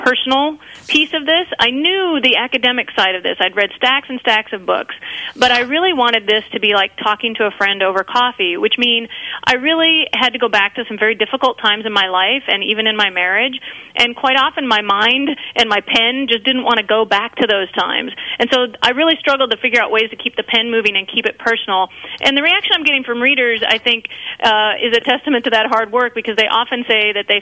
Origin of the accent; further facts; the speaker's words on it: Mankato, Minnesota, United States; moved away; I was raised in Mankato, Minnesota, in southern Minnesota. Graduated from high school there